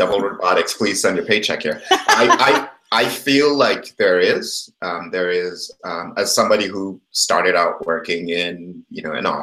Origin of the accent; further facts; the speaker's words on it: Kenya; moved away; I grew up in Kenya